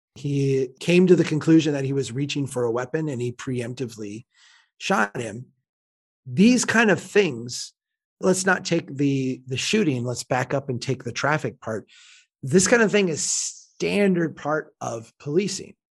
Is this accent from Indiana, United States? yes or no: no; Minnesota, United States; as a Minnesotan